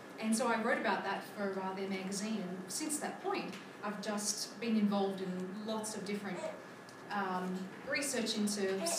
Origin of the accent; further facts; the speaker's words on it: Australia; I'm Australian